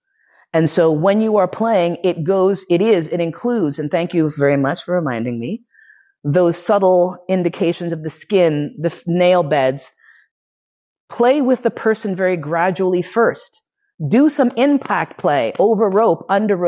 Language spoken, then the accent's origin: English; New York City, New York, United States; moved away as an adult; also born or lived in Bay Area; now in Vienna, Austria; grew up in New York City